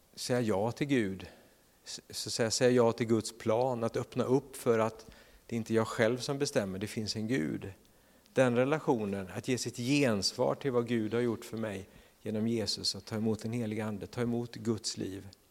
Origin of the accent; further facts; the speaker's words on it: Sweden; som svenskar